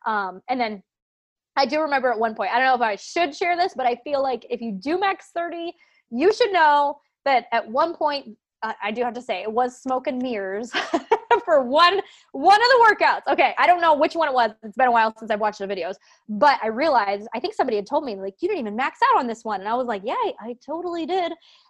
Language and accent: English; Lancaster, Pennsylvania, United States; I'm from Lancaster, PA. There is no way I can like get a hotel for a week, like right. in Manhattan, you know.